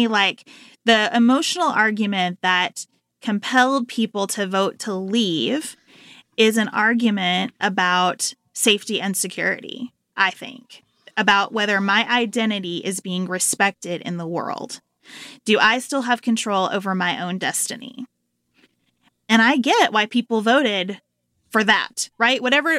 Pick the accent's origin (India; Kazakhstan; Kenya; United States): United States; Livermore, Kentucky; I went to the library in Livermore, Kentucky, where I grew up. Population, about 1,500. I always tell people, 2 banks, 1 grocery store, 0 stoplights. That's Livermore.